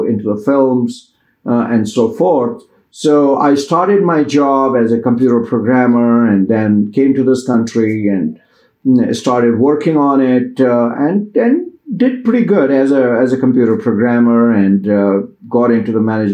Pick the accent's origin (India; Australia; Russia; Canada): India; moved away as an adult; now in United States; I came from Indian culture